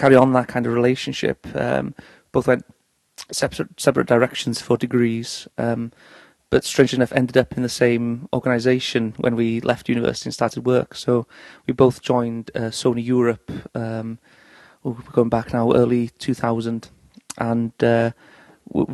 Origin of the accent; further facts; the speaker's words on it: North Wales, United Kingdom; moved away as an adult; now in Manchester, United Kingdom; we're both from North Wales originally, and have set up a base in Manchester for 3 years now